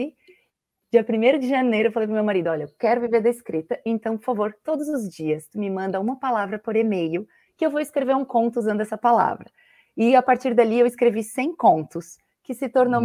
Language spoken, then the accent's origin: Portuguese; Blumenau, Santa Catarina, Brazil; now in Florianópolis, Brazil; sou natural de Blumenau, moro em Florianópolis